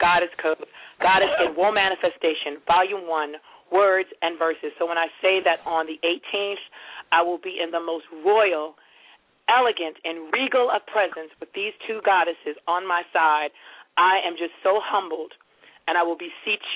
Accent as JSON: {"language": "English", "town": "Baltimore", "region": "Maryland", "country": "United States", "tie": "born or raised there", "said": "Baltimore, that is my hometown. I love my city of Baltimore"}